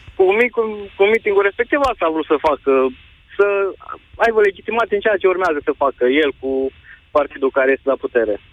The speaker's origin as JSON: {"language": "Romanian", "town": "Cluj-Napoca", "region": "Cluj County", "country": "Romania", "said": "vă sunt din Cluj"}